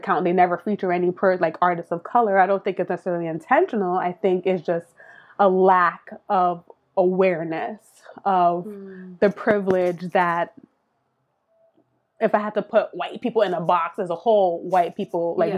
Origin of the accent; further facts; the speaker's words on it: New York City, New York, United States; also born or lived in Miami; I was born in Miami, but we moved to New York when I was like three or four. And so I grew up in Brooklyn.